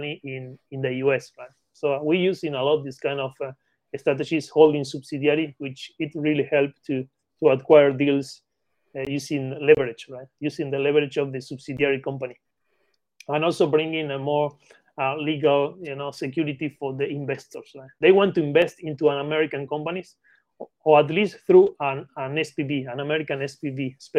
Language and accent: English; Patagonia, Argentina; English is a second language; now in United Kingdom; as you can catch my accent, I'm not an English native. I born in Argentina, Patagonia. And then I moved to the UK.